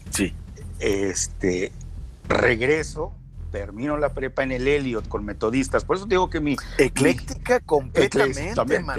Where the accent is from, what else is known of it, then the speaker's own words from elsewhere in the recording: Gómez Palacio, Durango, Mexico; es un lagunero nacido en la parte de Durango, porque tenemos siempre que acotar Durango o Coahuila